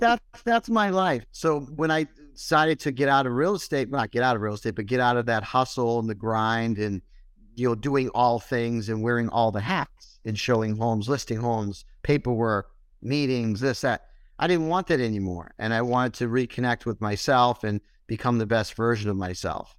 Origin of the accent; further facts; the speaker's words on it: Boston, Massachusetts, United States; moved away; also born or lived in Syracuse; I wasn't from Syracuse. I'm originally from Boston. So I moved to Syracuse.